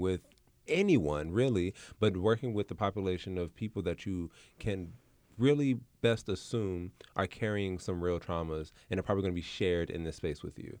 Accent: Los Angeles, California, United States; where I grew up in South Central

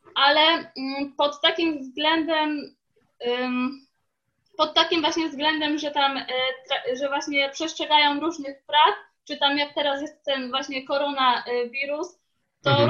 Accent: Poland; now in Leicester, United Kingdom; wychowaliśmy się na polskim jedzeniu

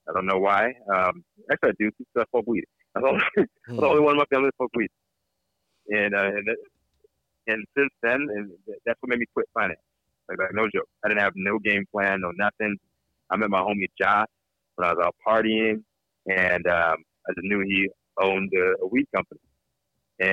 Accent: Fluvanna County, Virginia, United States; moved away as an adult; also born or lived in Washington, D.C. area / Germany; now in California, United States; I'm from Virginia. The country, Virginia. I was in the city. I was born outside of D.C., but I came back from Germany. I was in the country. Fluvanna County, Virginia.

